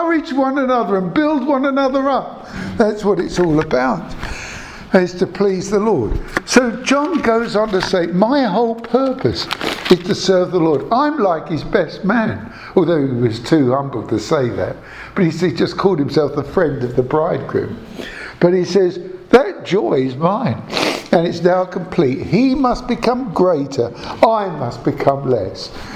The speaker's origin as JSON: {"language": "English", "town": "Croydon", "region": "London", "country": "United Kingdom", "said": "I come from Selsdon, South Croydon"}